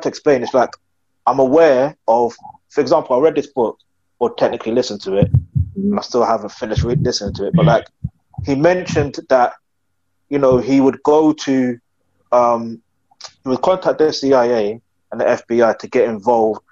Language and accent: English; United Kingdom; I'm not Nigerian, but I do say I am Nigerian, even though I was born in the UK.